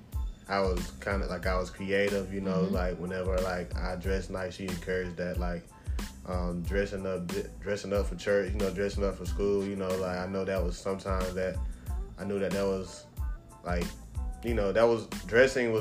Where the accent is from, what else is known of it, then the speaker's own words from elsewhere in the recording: Albany, Georgia, United States; also born or lived in Valdosta, Georgia; I'm from Albany, Georgia. Went to school at Valdosta